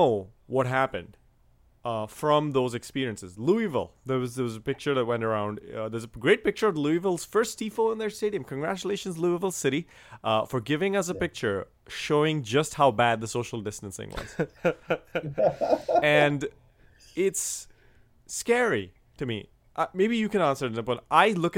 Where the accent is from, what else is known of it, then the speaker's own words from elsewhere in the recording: India; moved away; growing up in India